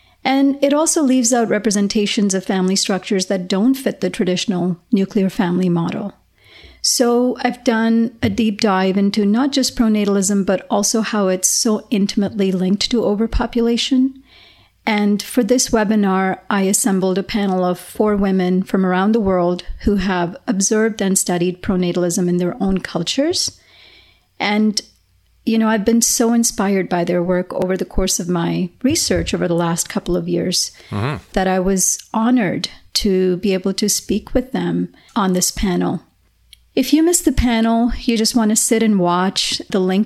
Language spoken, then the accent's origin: English; Canada; moved away; Calgary, Alberta, in my home country